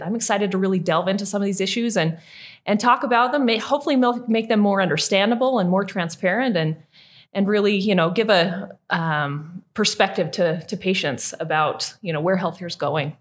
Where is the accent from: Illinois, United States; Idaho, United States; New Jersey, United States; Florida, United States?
Idaho, United States; southeastern; I was born and raised in Idaho